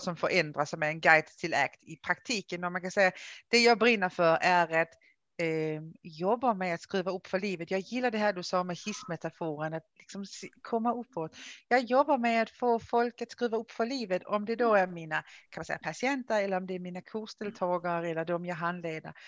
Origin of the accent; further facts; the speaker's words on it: Denmark; Swedish is a second language; now in Sweden; Jag är ju dansk. Det känns som jag alltid behöver liksom säga det här i Sverige. Jag är dansk från början, som ni tycker jag har en konstig dialekt så det är därför. Ehm, har ju då bott i Sverige i många år